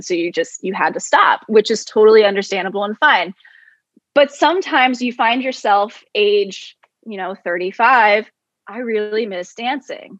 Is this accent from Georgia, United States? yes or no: no; Jacksonville, Florida, United States; moved away as an adult; now in Baltimore, United States; I'm from Jacksonville, Florida, just moved here